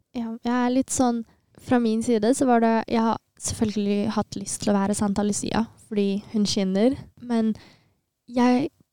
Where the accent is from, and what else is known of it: Bærum, Akershus, Norway; born or raised there; Norwegian is a second language; also born or lived in Asmara, Eritrea